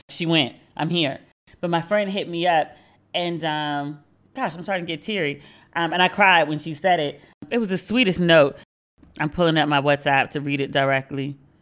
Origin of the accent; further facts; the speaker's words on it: Maryland, United States; moved away as an adult; now in Accra, Ghana; I am from Maryland